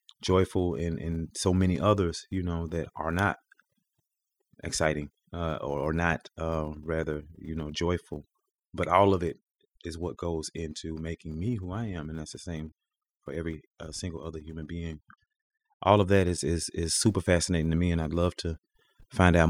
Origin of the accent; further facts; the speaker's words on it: Mississippi Delta, United States; the Mississippi Delta, we didn't have any orange trees or grapefruit or anything like